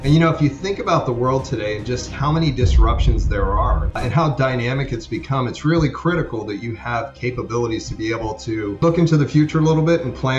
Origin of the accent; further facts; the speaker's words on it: Maryland, United States; moved away as an adult; also born or lived in Maine; now in Florida, United States; I was born and raised in Maryland